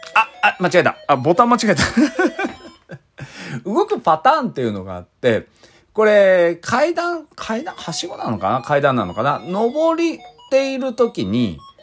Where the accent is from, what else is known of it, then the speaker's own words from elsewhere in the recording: Iizuka, Fukuoka, Japan; 僕が飯塚で育った